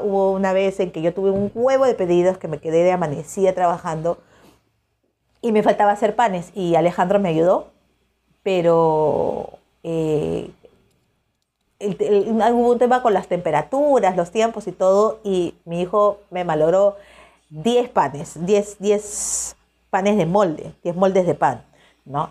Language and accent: Spanish; Peru; soy de Perú